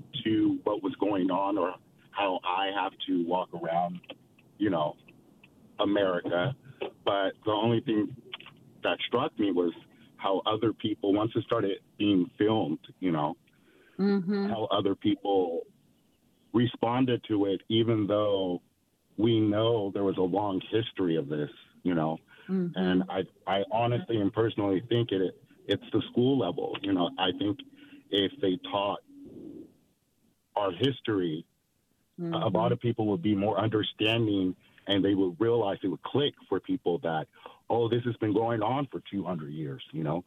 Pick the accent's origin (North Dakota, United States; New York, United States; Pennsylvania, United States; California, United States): California, United States; I'm from California. I'm a California native